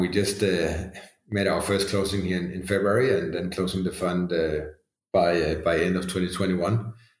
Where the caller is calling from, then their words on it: Denmark; Obviously, a lot of countries now, I'm dialing in from Denmark, are not in the same situation.